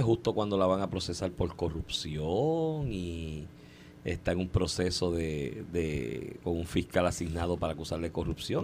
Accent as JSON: {"language": "Spanish", "country": "Puerto Rico", "said": "todos nosotros como puertorriqueños"}